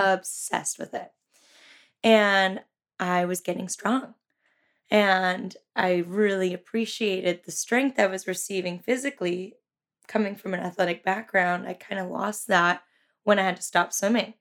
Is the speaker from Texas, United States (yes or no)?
no; Santa Cruz, California, United States; I was born and raised in Santa Cruz. I went to Santa Cruz High